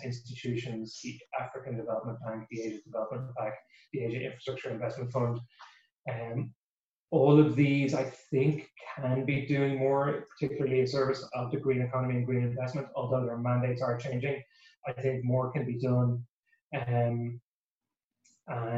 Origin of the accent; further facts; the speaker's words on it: Ireland; now in United States; as an Irish guy